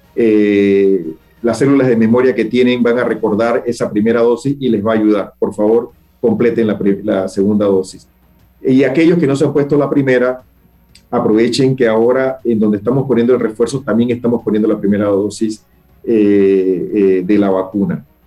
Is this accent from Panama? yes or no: yes; Panama; como panameños